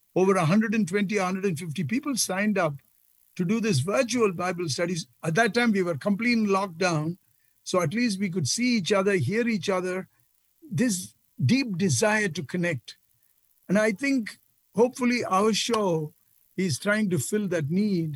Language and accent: English; India; moved away; as a boy growing up in India